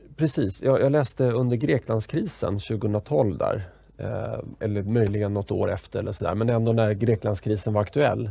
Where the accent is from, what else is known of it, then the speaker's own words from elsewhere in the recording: Sweden; som svensk då på 80-talet och, och liten mm. grabb